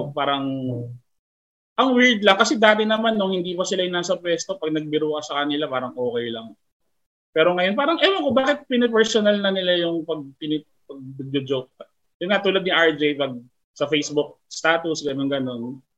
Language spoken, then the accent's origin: Tagalog; the South, Metro Manila, Philippines; taga South ako